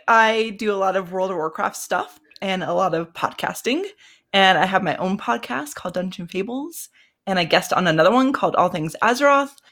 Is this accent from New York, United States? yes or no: no; Colorado, United States; I am from Colorado, over in the States